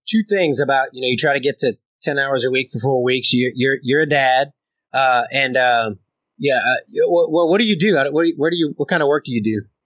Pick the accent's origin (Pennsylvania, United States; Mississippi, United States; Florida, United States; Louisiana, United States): Louisiana, United States; now in Oklahoma, United States; I'm in Oklahoma and I'm from Louisiana